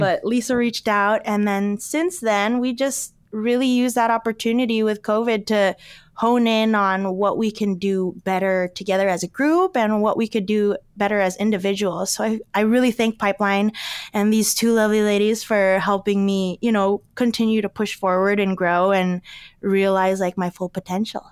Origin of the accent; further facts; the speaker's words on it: Alaska, United States; growing up in Alaska